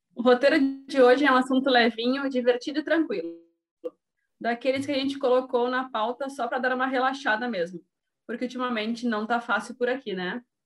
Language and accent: Portuguese; Rio Grande do Sul, Brazil; sou do Rio Grande do Sul, solteira, 30 anos, mulher